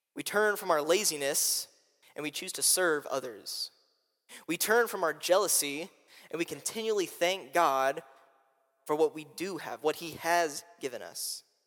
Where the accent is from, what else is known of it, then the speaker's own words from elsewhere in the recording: Indianapolis, Indiana, United States; moved away; I'm from Indianapolis, Indiana